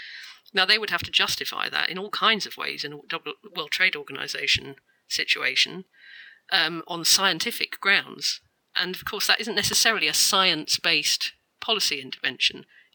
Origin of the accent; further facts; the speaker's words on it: Scotland, United Kingdom; moved away; I'm from Scotland originally … It's a little village outside Edinburgh.